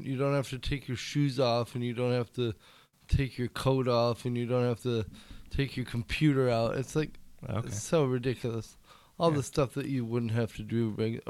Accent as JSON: {"language": "English", "region": "Minnesota", "country": "United States", "tie": "born or raised there", "moved": "as an adult", "lives_now": "Denver, United States", "said": "I grew up in Minnesota, and I fucking moved."}